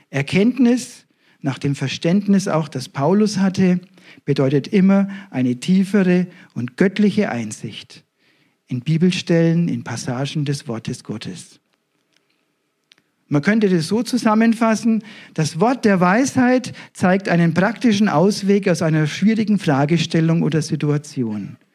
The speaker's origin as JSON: {"language": "German", "town": "Ebermannstadt", "region": "Bavaria", "country": "Germany", "said": "Die Gemeinde ist in Nürnberg, ich komme selber aus der Nähe von Ibermannstadt, das sind schon 50 Kilometer."}